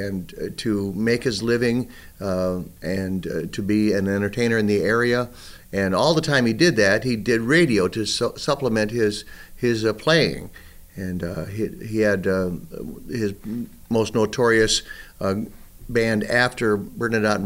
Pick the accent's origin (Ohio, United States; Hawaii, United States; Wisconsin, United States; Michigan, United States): Wisconsin, United States; Rolling Ground; now in La Crosse, United States; rolling ground is that little community, and that's basically where I was raised